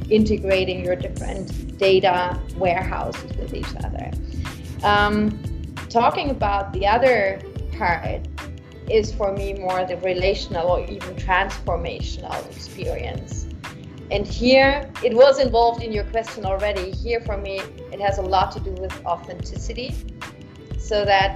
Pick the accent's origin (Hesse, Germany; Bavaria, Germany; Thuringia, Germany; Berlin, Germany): Bavaria, Germany; Munich; I'm a local girl, like I am from Munich